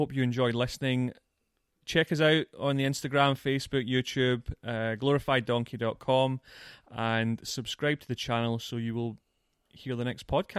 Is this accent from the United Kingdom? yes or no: yes; Scotland, United Kingdom; I'm Scottish. I'm 37.